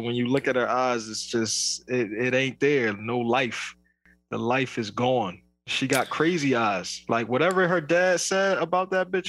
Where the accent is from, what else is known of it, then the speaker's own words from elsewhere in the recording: New Jersey, United States; where are you from? I'm like, New Jersey.